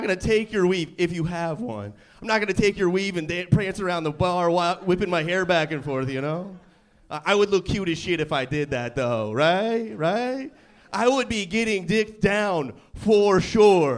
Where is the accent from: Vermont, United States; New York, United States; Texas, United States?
Vermont, United States; also born or lived in Kansas / Pittsburgh; now in San Diego, United States; I was born in Kansas, raised in Vermont, spent a bunch of years in Pittsburgh